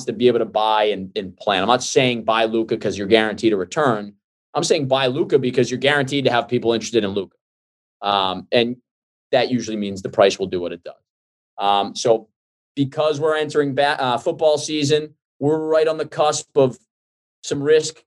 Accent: Boston, Massachusetts, United States; I grew up in Boston

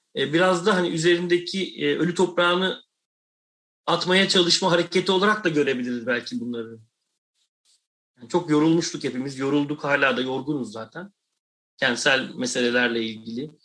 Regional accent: Istanbul, Turkey; ben bir Anadolu yakalıyım yani Kadıköylüyüm

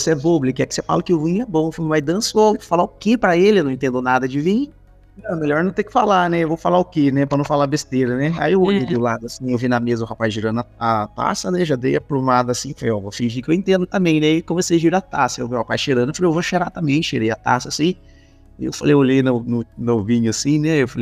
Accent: Espírito Santo do Pinhal, São Paulo, Brazil; Tá errado isso aqui, ó. Eu sou do Espírito Santo do Pinhal. Eu viajei.

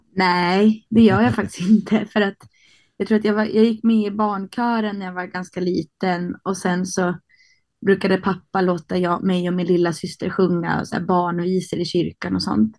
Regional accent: Härnösand, Västernorrland County, Sweden; moved away as an adult; also born or lived in Sundsvall / Rättvik, Dalarna; now in Stockholm, Sweden; jag växte upp på Höga Kusten men jag blev vuxen i Stockholm

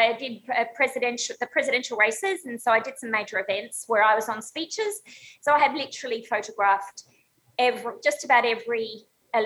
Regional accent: Australia; moved away as an adult; now in Chicago, United States; I'm Australian

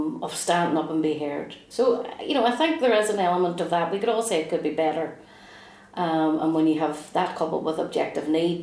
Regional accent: Derry, Northern Ireland, United Kingdom; as a Republican growing up in the Bogside

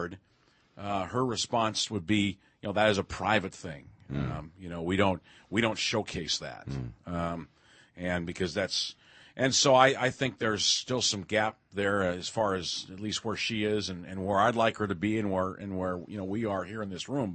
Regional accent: Seattle, Washington, United States; I grew up in Seattle, went to school at a regular school

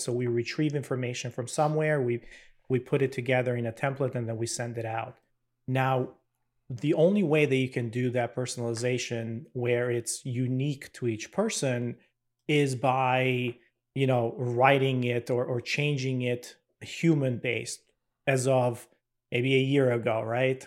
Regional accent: Albania; moved away as an adult; now in United States; I'm originally from Albania.

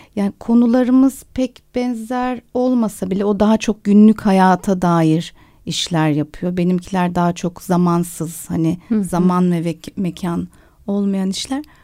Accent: Turkey; moved away as an adult; also born or lived in London, United Kingdom; Ve lise bittiği anda da Londra'ya taşındım. O yüzden Türkiye'de üniversite sınavına girmedim.

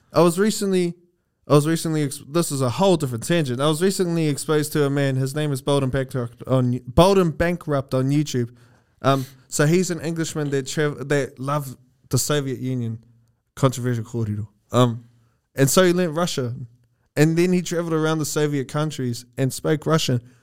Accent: New Zealand; New Zealand, Maori, our languages is influenced by the Austro-Polynesian language family

